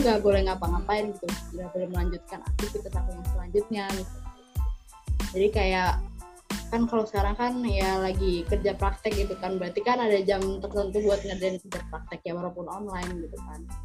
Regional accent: Central Java, Indonesia; asalnya dari Jawa Tengah

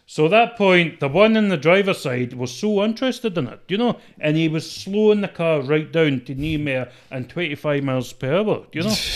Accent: Scotland, United Kingdom; accent: mixed traveller accent

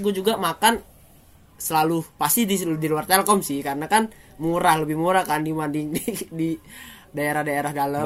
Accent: Lampung, Indonesia; moved away as an adult; now in Bandung, Indonesia; Gue dari seberang pulau gitu. Itu jauh banget

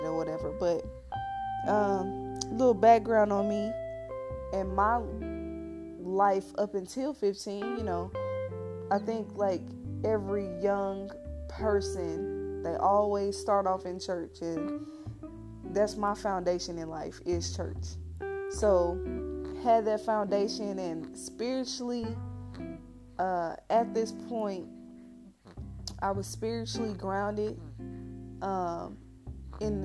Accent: St. Louis, Missouri, United States; I grew up in St. Louis, went to the V, that stands for Vashon

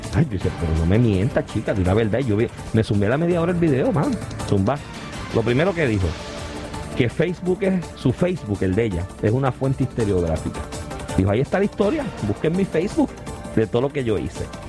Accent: San Juan, Puerto Rico; yo resido en San Juan, soy residente de San Juan

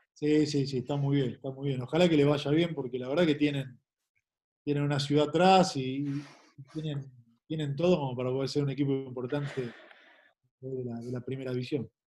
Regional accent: Argentina; moved away as an adult; also born or lived in Asunción, Paraguay; como futbolista argentino me siento

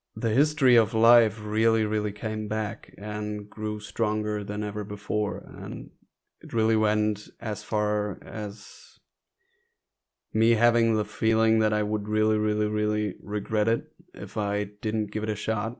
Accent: North Rhine-Westphalia, Germany; I was born in Germany as well, but in northern Germany, in North Rhine-Westphalia.

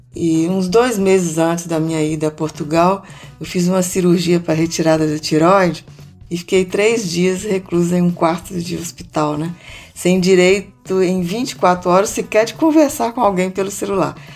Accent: Montes Claros, Minas Gerais, Brazil; Em Montes Claros, minha cidade natal

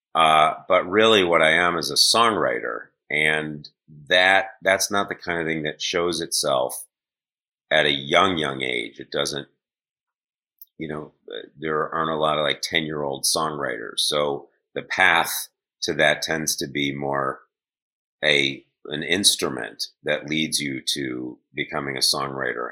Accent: Shaker Heights, Ohio, United States; I grew up in Cleveland, suburb of Cleveland, called Shaker Heights

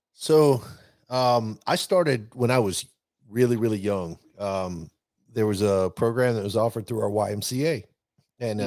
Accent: the South, United States; I grew up obviously in the South

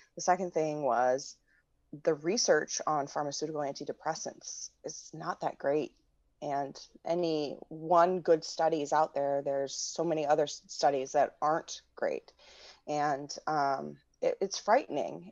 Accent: Midwest, United States; moved away as an adult; now in Washington, D.C., United States; I grew up in the Midwest and I returned to D C s, in two thousand four

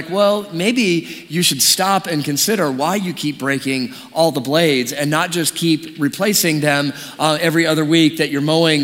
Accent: Detroit, Michigan, United States; moved away; also born or lived in California; I grew up in Detroit

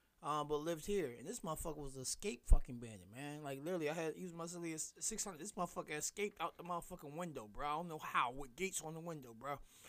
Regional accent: the South, United States; I'm from the South.

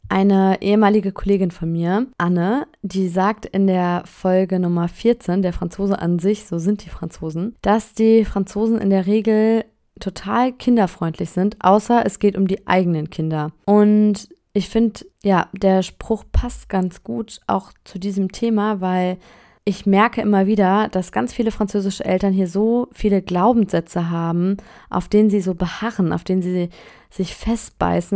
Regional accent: Germany; now in France; ich bin nun mal Deutsche

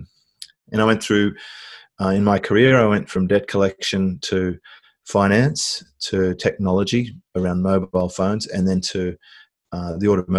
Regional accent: Australia; I was born in Australia, went through usual sort of suburban upbringing

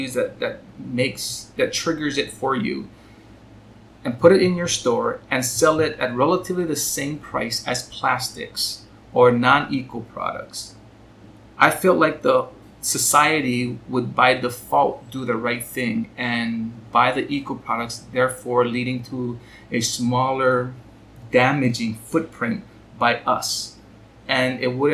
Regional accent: Hawaii, United States; I grew up here in Hawaii

